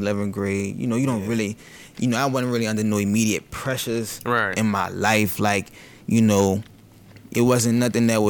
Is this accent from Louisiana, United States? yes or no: yes; New Orleans, Louisiana, United States; also born or lived in Lacombe, Louisiana / Slidell, Louisiana; I am from New Orleans, Louisiana